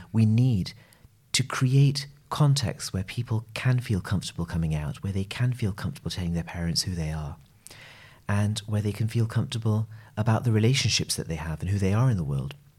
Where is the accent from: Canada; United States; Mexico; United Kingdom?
United Kingdom; I'm a gay man who's of South Asian origin. I'm British